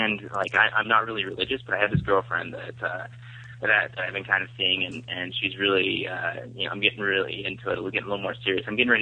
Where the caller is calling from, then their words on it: Salt Lake City, Utah, United States; I'm calling from Utah, from Salt Lake City.